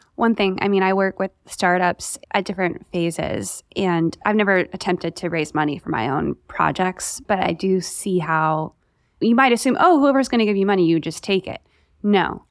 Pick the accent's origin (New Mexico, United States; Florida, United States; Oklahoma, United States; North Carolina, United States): North Carolina, United States; Raleigh; I'm from Fa-, Raleigh